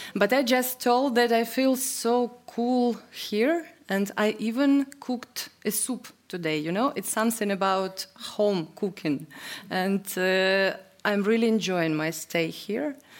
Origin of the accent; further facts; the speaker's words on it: Ukraine; English is a second language; I was born in Soviet Union